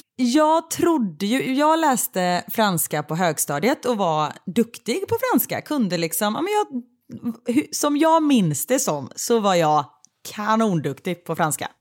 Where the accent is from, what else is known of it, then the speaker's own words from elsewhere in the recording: Sweden; moved away as an adult; now in Waterloo, Belgium; Jag är ju född och uppvuxen i Sverige men jag har en pappa som eh, kommer från Portugal